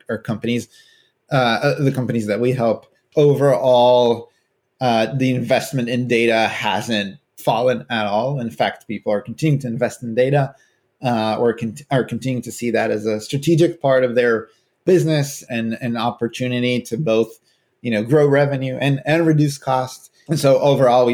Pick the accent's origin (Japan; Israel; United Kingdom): Israel; moved away as an adult; now in California, United States; I'm originally from Israel, but I've been living in California for the last 12 years or so